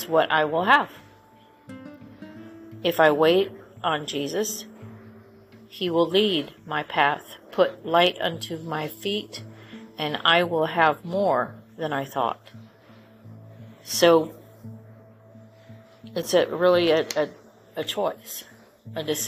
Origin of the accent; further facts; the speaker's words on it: California, United States; moved away; I grew up in California